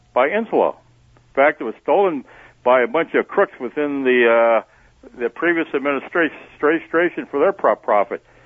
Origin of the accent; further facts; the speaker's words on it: Sheboygan, Wisconsin, United States; I grew up in Sheboygan